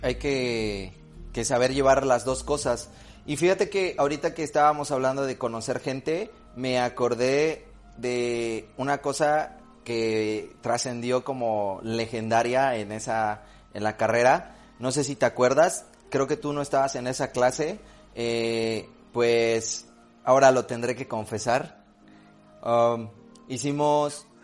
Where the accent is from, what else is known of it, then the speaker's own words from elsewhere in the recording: Xalapa, Veracruz, Mexico; Yo soy de Jalapa